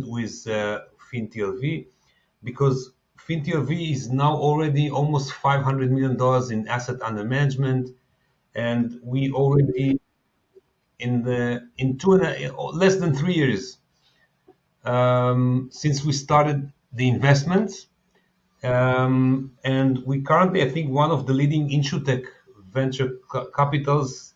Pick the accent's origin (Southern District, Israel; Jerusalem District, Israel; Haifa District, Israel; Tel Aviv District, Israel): Tel Aviv District, Israel; Tel Aviv; I'm based in Tel Aviv. I was born in Tel Aviv